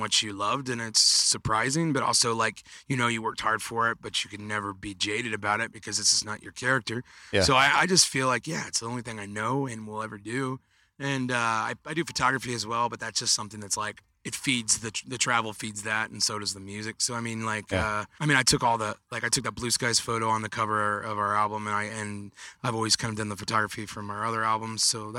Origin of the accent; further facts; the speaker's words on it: Indiana, United States; I don't really have a place I call my home now, but I mean, I'd like to say I'm from Indiana, but my heart's somewhere between California and Arizona.